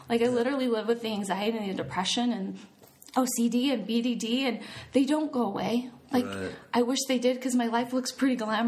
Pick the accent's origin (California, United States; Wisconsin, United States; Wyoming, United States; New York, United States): Wyoming, United States; I'm from Wyoming